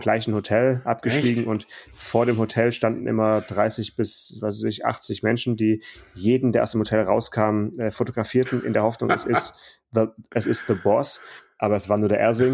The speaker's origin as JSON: {"language": "German", "town": "Stuttgart", "region": "Baden-Württemberg", "country": "Germany", "tie": "born or raised there", "said": "in meiner Kindheit, in meiner Jugend, E-Klasse in Stuttgart"}